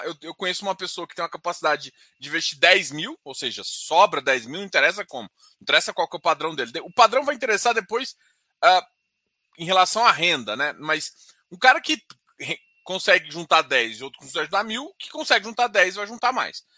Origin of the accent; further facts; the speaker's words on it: Brazil; A gente é brasileiro